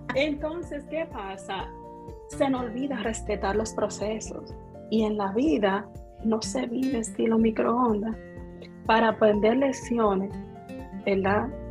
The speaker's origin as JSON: {"language": "Spanish", "country": "Dominican Republic", "said": "como decimos un buen dominicano, soy dominicana"}